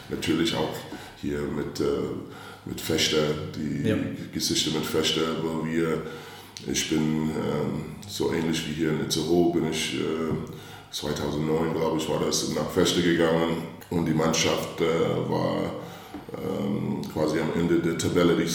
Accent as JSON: {"language": "German", "town": "St. Louis", "region": "Missouri", "country": "United States", "tie": "born or raised there", "said": "ich bin aufgewachsen in St. Louis, Missouri, in einem kleinen Ort, die ähm, ja, nicht so groß war."}